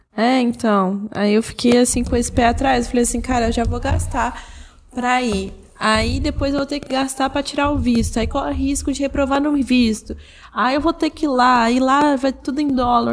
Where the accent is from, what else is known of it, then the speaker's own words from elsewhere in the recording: Brazil; A gente é brasileiro